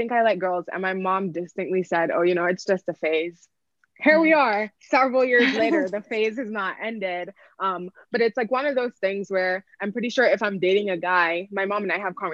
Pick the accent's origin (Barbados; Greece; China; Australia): Barbados; I grew up in the Caribbean, I grew up in Barbados